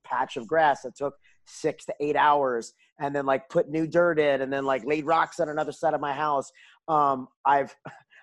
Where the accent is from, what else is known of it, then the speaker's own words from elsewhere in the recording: New York, United States; moved away as an adult; also born or lived in Washington DC area, United States; now in Houston, United States; I grew up in New York. I didn't say that before, but I grew up, I was 18 years in New York